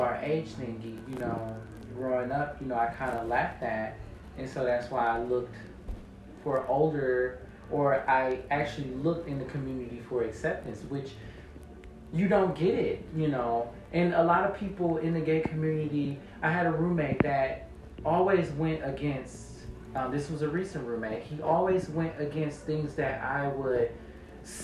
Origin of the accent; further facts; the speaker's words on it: United States; I'm American